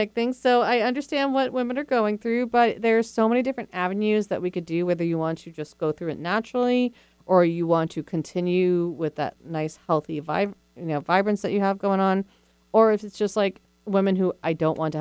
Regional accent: New York, United States; I'm a New Yorker

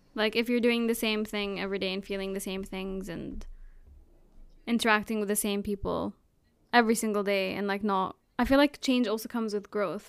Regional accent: Jordan; also born or lived in Abu Dhabi, United Arab Emirates / Palestine; now in United Kingdom; I'm originally Palestinian, But grew up in Jordan, moved to Abu Dhabi, and now I live in the East Coast

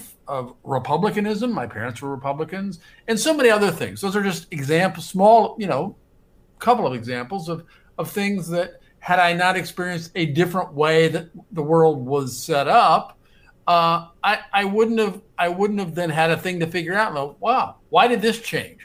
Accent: Omaha, Nebraska, United States; moved away as an adult; now in New York, United States; I grew up in Omaha, Nebraska, and certainly if not for the fact that I grew up in Omaha, Nebraska in the 1960s and 70s

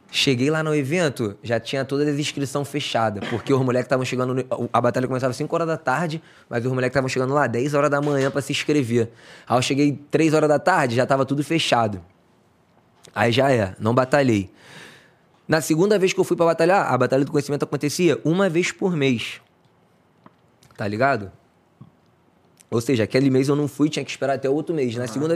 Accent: Rio de Janeiro, Brazil; na verdade eu sou do Conjuntão. Conju... Ah. Eu morava lá no Conjuntão, né? Sido criado no Conjuntão

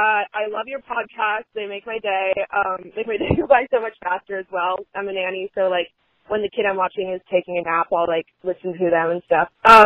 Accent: Oregon, United States; I'm from Oregon.

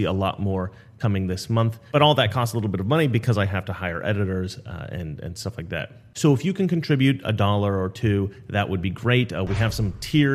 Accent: Salem, Oregon, United States; This is my home state. This is the capital of my home state, Salem, Oregon, where I was raised for most of my youth.

